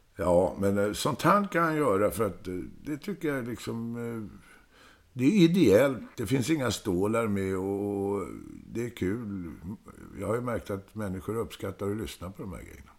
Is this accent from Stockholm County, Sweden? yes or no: yes; Stockholm, Stockholm County, Sweden; accent: Stockholmsdialekt; also born or lived in Södermalm, Stockholm; jag är ju född på Söder, men sen är jag ju uppväxt i Hässelbygård.